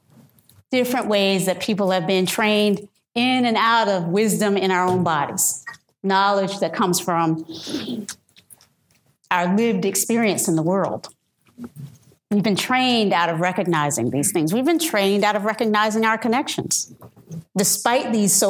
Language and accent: English; the South, United States; I'm from the South